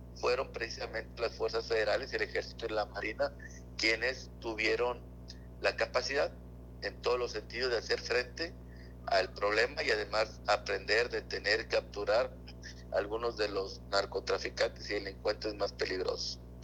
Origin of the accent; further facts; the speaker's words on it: Mexico; como mexicanos tenemos